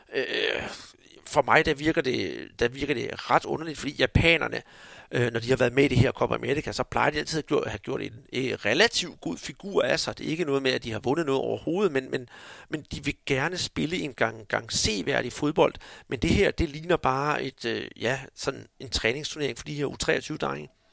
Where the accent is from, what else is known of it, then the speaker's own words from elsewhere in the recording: Denmark; vi her hjemme i Danmark